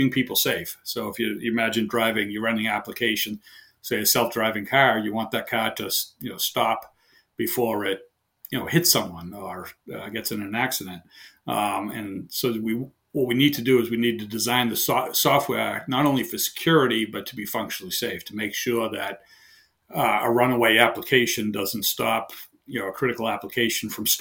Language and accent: English; near Boston, Massachusetts, United States; accent: heavy Boston; moved away as an adult; also born or lived in southern Maine; now in Maine, United States; I've lived my entire life near Boston, Mass. So I have a heavy Boston accent. I now live in southern Maine